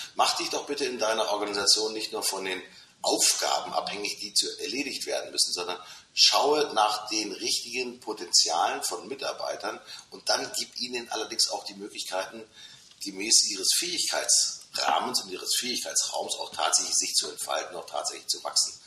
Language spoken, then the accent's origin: German; Hamburg, Germany; das haben wir natürlich als Hamburger